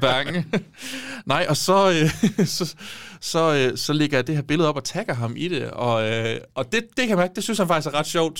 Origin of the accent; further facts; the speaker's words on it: Give, Southern Denmark, Denmark; moved away; jeg har brugt rigtig meget tid hjemme